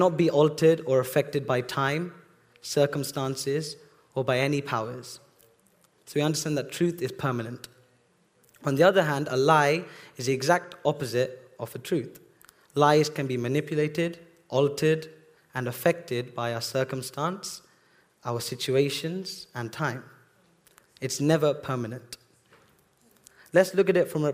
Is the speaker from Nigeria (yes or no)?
no; Bedford, East of England, United Kingdom; I was actually born here in Bedford Hospital